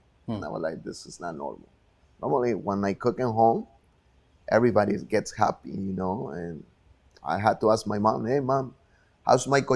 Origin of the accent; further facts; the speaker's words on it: Huitzuco, Guerrero, Mexico; moved away as an adult; now in Chicago, United States; it comes from Huitzuco. That's my hometown.